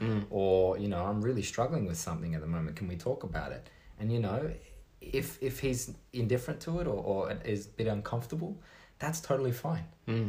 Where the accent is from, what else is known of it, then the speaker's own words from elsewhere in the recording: Sydney, New South Wales, Australia; also born or lived in Singapore; I was born in Sydney. Lived for 2 years in Singapore